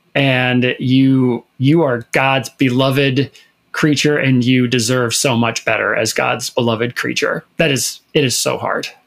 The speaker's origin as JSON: {"language": "English", "region": "Minnesota", "country": "United States", "said": "I'm from Minnesota"}